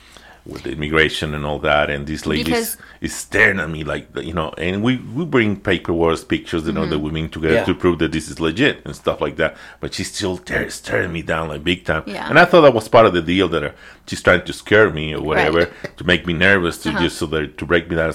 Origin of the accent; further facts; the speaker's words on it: Mexico; idea that I'm Mexican, but other than that, not exactly from which part of Mexico, because again, my accent is being all over the place.